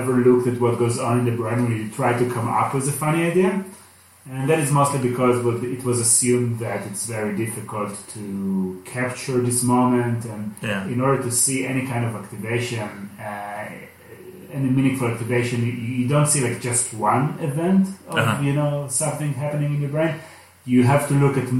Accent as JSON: {"language": "English", "country": "Israel", "tie": "born or raised there", "second_language": "English", "moved": "as an adult", "lives_now": "Los Angeles, United States", "said": "I'm from Israel"}